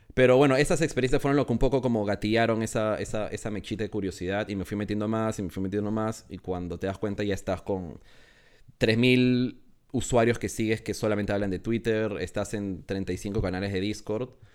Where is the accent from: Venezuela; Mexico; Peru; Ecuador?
Peru; moved away as an adult; now in Madrid, Spain; soy, eh, de Perú. Eh, ahorita, estoy, ahorita estoy en Madrid